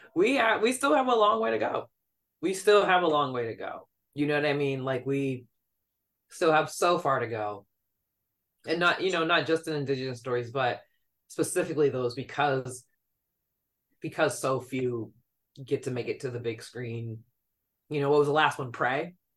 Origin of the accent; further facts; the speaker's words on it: New York, United States; being a New Yorker